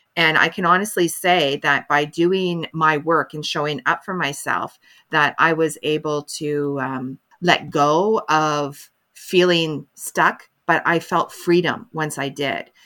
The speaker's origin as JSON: {"language": "English", "country": "Canada", "said": "I'm a Canadian mental health advocate"}